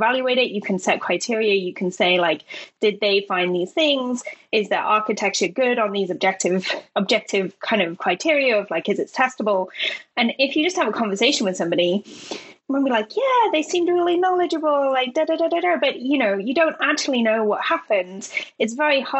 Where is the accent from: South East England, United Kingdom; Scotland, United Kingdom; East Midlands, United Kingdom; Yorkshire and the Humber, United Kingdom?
East Midlands, United Kingdom; Leicester; moved away as an adult; now in Cork, Ireland; I'm from not London, for your American listeners. For Europeans, I'm from a place called Leicester